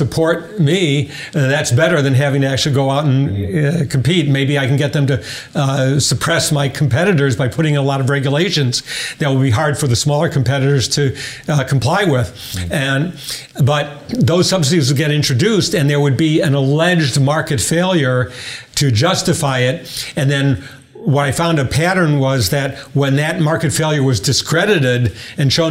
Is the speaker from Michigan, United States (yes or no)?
yes; Detroit, Michigan, United States; I grew up in Detroit, so I was very conscious and actually went to a high school named after Henry Ford.